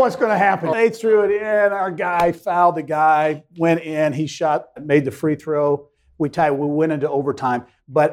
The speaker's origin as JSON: {"language": "English", "town": "Clinton", "region": "Indiana", "country": "United States", "tie": "born or raised there", "said": "enjoyed growing up in small town Indiana"}